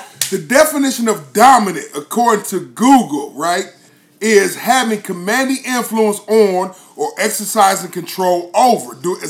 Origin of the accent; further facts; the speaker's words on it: Columbus, Ohio, United States; Well, I grew up on the north side of Columbus in that house as well, right?